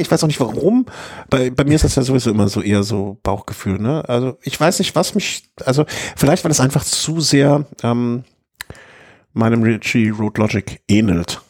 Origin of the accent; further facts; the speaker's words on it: Düsseldorf, North Rhine-Westphalia, Germany; now in Cologne, Germany; ich bin geboren in Düsseldorfer